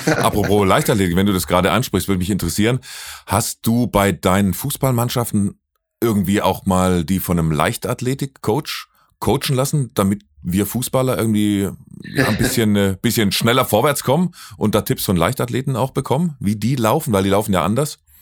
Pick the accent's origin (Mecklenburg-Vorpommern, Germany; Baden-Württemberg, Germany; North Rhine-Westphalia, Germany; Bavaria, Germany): Baden-Württemberg, Germany; Lake Constance; Ich bin ja, ich bin ja kein Hesse, ich komme ja vom Bodensee, bin ja Badner